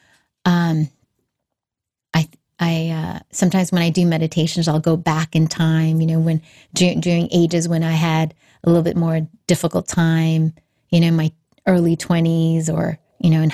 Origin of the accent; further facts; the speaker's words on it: Hawaii, United States; also born or lived in Australia; I grew up in Hawaii, but at that time, I think I was in Australia. We were in Australia for a couple of years